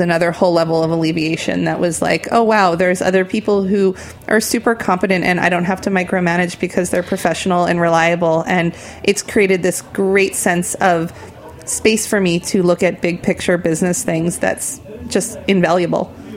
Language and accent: English; New Jersey, United States; moved away as an adult; now in New York, United States; I'm a tri state area person, so I grew up in New Jersey